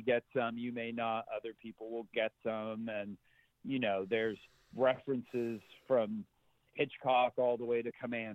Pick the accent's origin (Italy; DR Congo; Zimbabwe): Zimbabwe; now in United States; I grew up in Zimbabwe and watched a lot of Westerns at the drive-in theater, and then moved here in the mid-80s to the United States